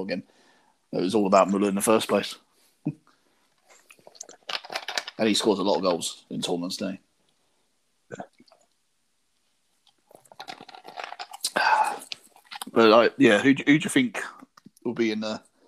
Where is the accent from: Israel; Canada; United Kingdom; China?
United Kingdom; England; As a English person